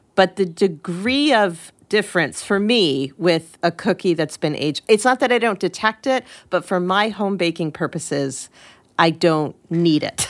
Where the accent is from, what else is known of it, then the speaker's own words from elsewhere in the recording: Connecticut, United States; I grew up in Connecticut